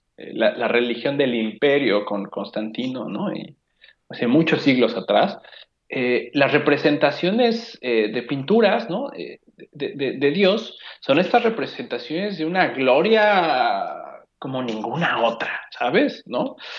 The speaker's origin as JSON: {"language": "Spanish", "country": "Mexico"}